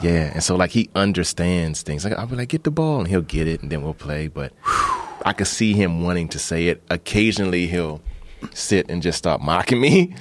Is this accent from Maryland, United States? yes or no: yes; Maryland, United States; also born or lived in Bahamas / Washington, D.C.; I grew up in Maryland